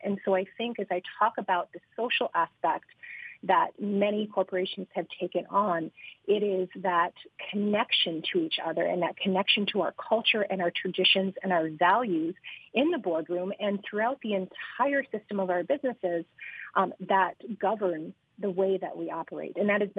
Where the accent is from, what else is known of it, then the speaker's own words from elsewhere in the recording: Aniak, Alaska, United States; now in Anchorage, United States; I grew up in the region. I grew up in Aniak. I have the connection to the river